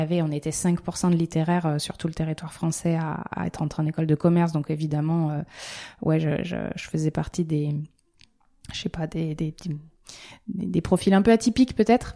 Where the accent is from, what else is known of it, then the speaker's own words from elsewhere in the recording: La Rochelle, Nouvelle-Aquitaine, France; je suis originaire de La Rochelle